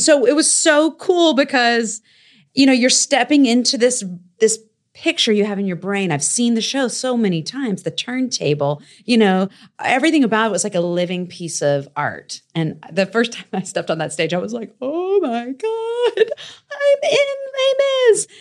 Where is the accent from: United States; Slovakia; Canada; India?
United States; Raleigh, North Carolina; I grew up, you know, in Five Points